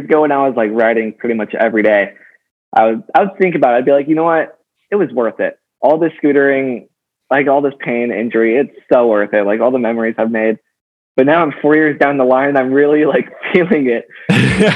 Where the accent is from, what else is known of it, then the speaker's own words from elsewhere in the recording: Los Angeles, California, United States; I grew up